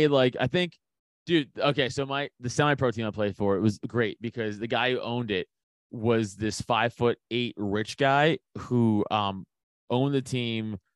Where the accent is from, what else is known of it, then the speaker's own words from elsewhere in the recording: New York City, New York, United States; I'm from Staten Island. So, you know, New York City